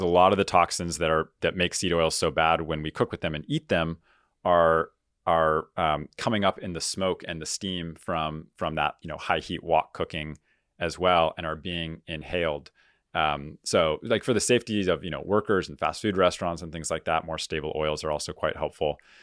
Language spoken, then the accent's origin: English; San Diego, California, United States; I grew up in Southern California here where, where we're recording, uh, down in San Diego